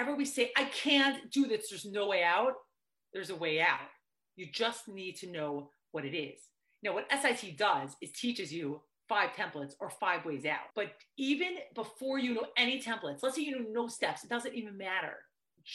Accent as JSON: {"language": "English", "region": "New York", "country": "United States", "tie": "born or raised there", "said": "I grew up in New York"}